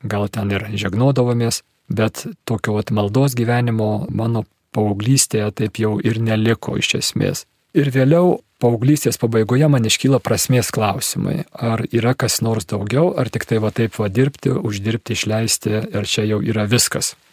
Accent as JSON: {"language": "Lithuanian", "town": "Kaunas", "region": "Kaunas County", "country": "Lithuania", "tie": "born or raised there", "said": "Esu miestų vaikas, gimiau ir užaugau Kaune, man 54 metai, tokioj labai standartinėje sovietmečio situacijoje, tėvai inteligentai, patriotai"}